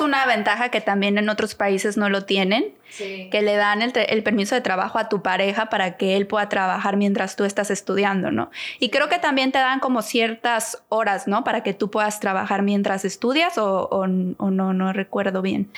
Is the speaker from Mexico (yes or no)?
yes; Guadalajara, Jalisco, Mexico; moved away as an adult; now in Toronto, Canada; soy mexicana de Guadalajara, Jalisco, tengo 32 años. Y eh, bueno, soy, estudié diseño gráfico en Guadalajara. Toda mi vida viví en Guadalajara hasta que me casé y me vine acá a vivir a Canadá